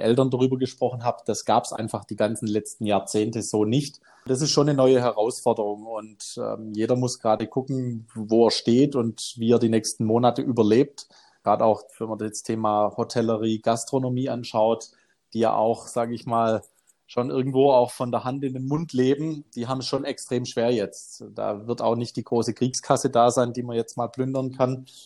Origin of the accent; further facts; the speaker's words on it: Benningen am Neckar, Baden-Württemberg, Germany; im eigenen Ort bei uns in Benningen im Landkreis Ludwigsburg